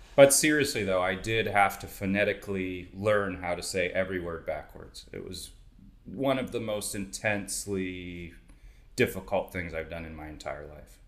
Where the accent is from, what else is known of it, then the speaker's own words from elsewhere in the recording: New York, United States; I'm from New York